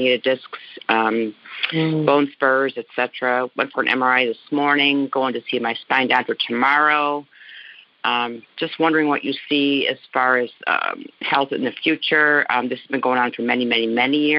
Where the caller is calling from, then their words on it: St. Johns, Florida, United States; I am calling in from St. John's, Florida, which is between St. Augustine and Jacksonville.